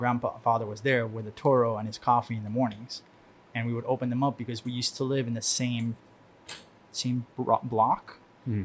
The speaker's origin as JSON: {"language": "English", "region": "Havana", "country": "Cuba", "tie": "born or raised there", "said": "that one of the very vivid memories I have is my house when I grew up in Cuba. I was born in Havana."}